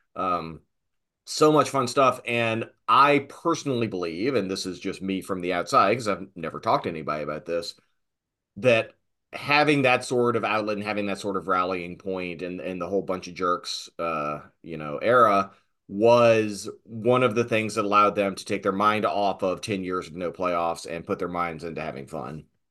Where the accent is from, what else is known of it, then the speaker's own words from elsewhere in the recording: Southern Virginia, United States; little proto nerd growing up in Southern Virginia